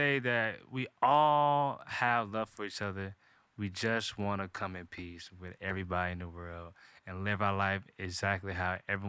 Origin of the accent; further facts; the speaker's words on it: the South, United States; because I am from the South.